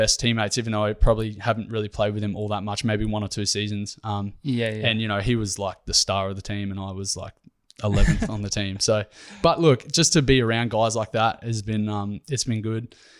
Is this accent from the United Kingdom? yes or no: no; Ballarat, Victoria, Australia; also born or lived in North Brisbane; yeah, so I'm originally from Ballarat in Victoria.